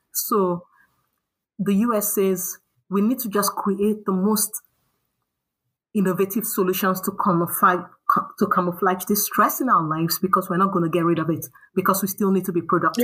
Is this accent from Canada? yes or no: no; Nigeria; also born or lived in United States; now in Stockholm, Sweden; growing up in Nigeria